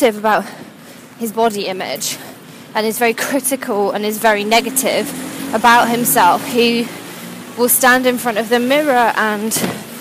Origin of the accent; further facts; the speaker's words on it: United Kingdom; now in London, United Kingdom; being British